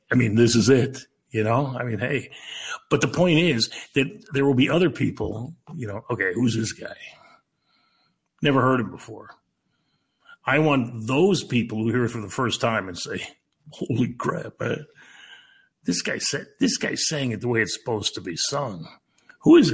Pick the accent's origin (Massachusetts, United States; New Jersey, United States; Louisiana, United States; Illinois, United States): Illinois, United States; Chicago; I grew up on the South Side, and it was fun working in the old ballpark